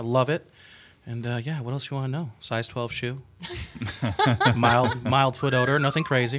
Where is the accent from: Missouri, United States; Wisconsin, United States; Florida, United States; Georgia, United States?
Wisconsin, United States; Janesville; I am from Janesville, Beloit, Wisconsin area. I'm 33